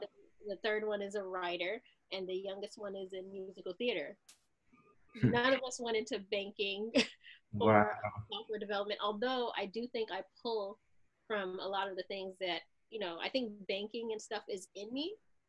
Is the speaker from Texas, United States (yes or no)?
no; New York, United States; born there; Yes. Well, I was born in New York, actually.